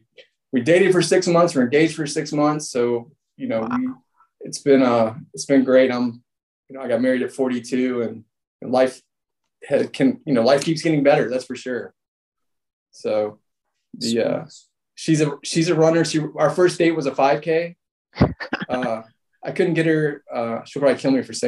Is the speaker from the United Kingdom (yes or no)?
no; Atlanta, Georgia, United States; So I grew up here in Atlanta